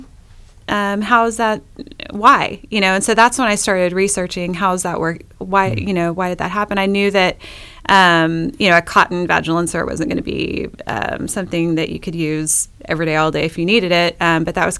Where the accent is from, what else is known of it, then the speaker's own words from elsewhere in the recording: Pampa, Texas, United States; also born or lived in Austin, Texas; I was born in Austin, Texas, raised in Pampa, Texas